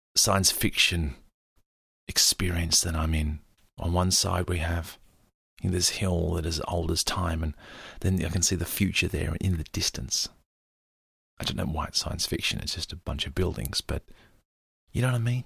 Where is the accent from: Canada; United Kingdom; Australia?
Australia; me as an Australian who's used to very clean air